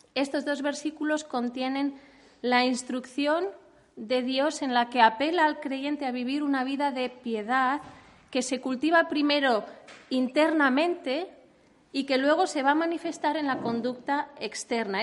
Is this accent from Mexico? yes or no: no; Spain; Los españoles